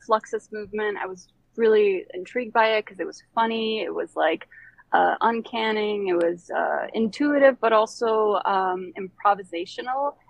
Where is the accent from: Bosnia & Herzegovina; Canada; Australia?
Bosnia & Herzegovina; also born or lived in Croatia / Germany / Florida, United States; now in Brooklyn, United States; I am from Bosnia. I was born there. And then my family moved to the States in the late 90s after uh, the war